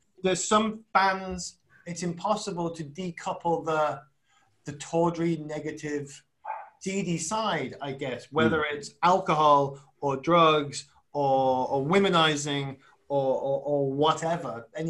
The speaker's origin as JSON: {"language": "English", "town": "Wolverhampton", "region": "West Midlands", "country": "United Kingdom", "said": "I'm from Wolverhampton."}